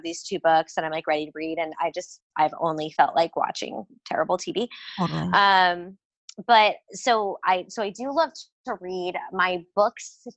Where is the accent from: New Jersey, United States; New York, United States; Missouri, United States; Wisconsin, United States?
Missouri, United States; I'm from Missouri, but my family definitely skews Southern.